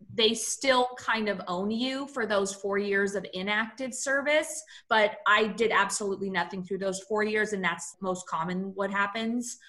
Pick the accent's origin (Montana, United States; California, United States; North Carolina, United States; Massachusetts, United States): California, United States; San Francisco; I grew up in San Francisco, California, which is very liberal